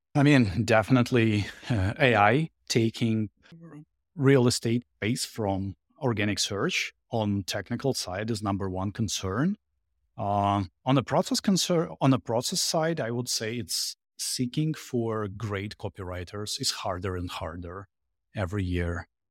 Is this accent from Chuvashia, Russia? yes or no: no; Saint Petersburg, Russia; English is a second language; moved away as an adult; also born or lived in Jersey City, United States / Boston, United States; now in Florida, United States; Originally from Russia, from St. Petersburg. Uh, last six years in America